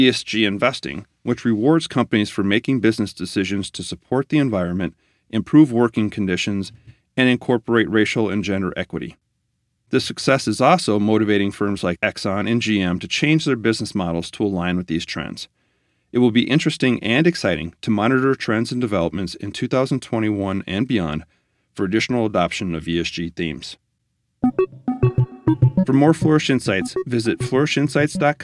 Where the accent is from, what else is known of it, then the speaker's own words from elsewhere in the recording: Minnesota, United States; In my home state of Minnesota